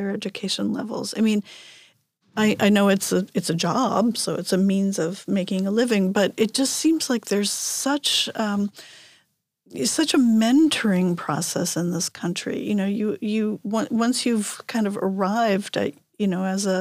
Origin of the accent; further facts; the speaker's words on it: New York, United States; moved away as an adult; now in Seyðisfjörður, Iceland; I was born in New York and I have lived most of my life in New York, and worked in New York